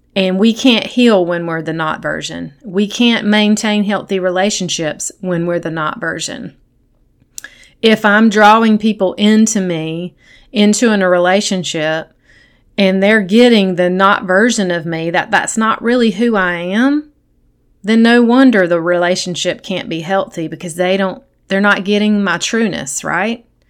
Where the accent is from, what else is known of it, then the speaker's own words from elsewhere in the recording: South Carolina, United States; I grew up in South Carolina in a Christian home.